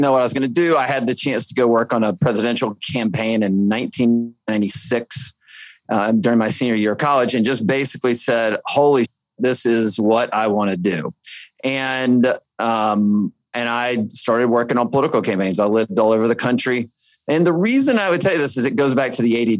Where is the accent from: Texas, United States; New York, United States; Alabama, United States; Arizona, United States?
Alabama, United States; I grew up in Alabama